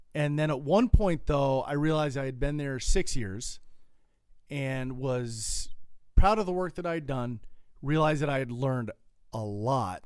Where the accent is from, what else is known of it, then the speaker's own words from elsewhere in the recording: United States; now in Colorado, United States; as an American living in Colorado